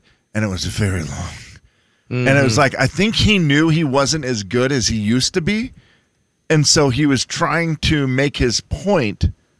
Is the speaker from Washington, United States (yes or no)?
yes; Harrington, Washington, United States; I grew up in Harrington, Washington.